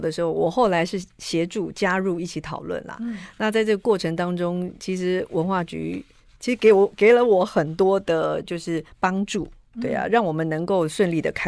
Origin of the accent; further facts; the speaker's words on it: Yilan County, Taiwan; 我是宜兰人，